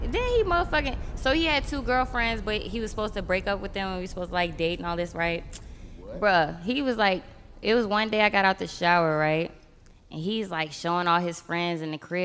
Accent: Virginia, United States; I'm from Virginia.

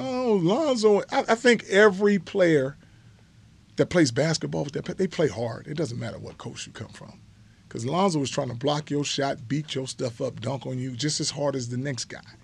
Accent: Los Angeles, California, United States; when you grow up in the hood

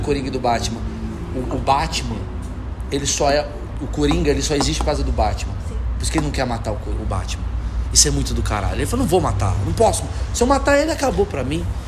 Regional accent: Rio de Janeiro, Brazil; eu sou do Rio de Janeiro.

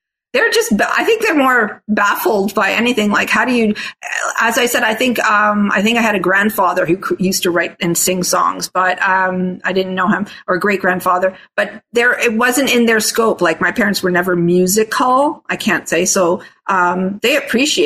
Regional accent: Toronto, Ontario, Canada; first language Italian; English is a second language; also born or lived in Australia; I actually was born in Australia. They had me, they had got married there, had me moved to Canada, Toronto specifically

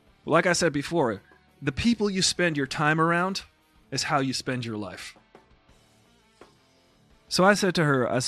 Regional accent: Long Island, New York, United States; I grew up on Long Island

